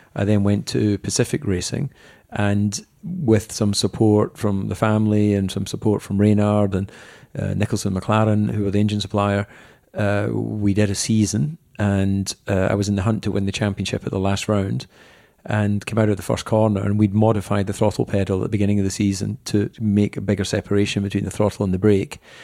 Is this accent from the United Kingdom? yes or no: yes; Dumfries, Scotland, United Kingdom; I was born in Dumfries.